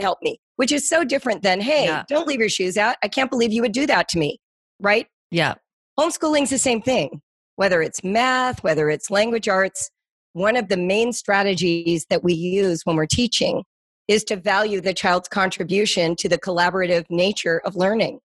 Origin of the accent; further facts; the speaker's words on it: Las Virgenes School District, Malibu Canyon, California, United States; I grew up in the Las Virgenes School District, which is out in Malibu Canyon